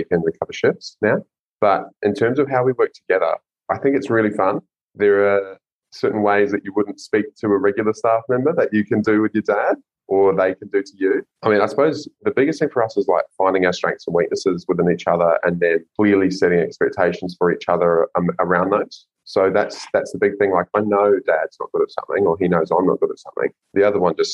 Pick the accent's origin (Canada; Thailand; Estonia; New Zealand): New Zealand; now in Gold Coast, Australia; I'm a Kiwi living in Oz